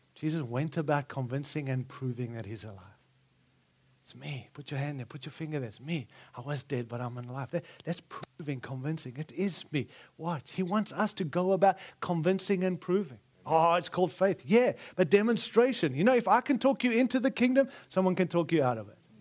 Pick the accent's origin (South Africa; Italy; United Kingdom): South Africa; also born or lived in Zimbabwe; now in United States; I was born in Rhodesia, and it's, and then six weeks later, we moved to South Africa